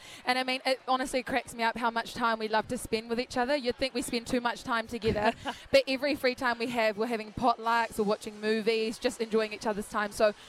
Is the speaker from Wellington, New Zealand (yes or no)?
yes; Wellington, New Zealand; now in Auckland, New Zealand; that's my hometown. I get to, you know, although we would love to be out here representing South Auckland, we'll be representing from afar. And for me, it'll be awesome to have all my whānau in Wellington.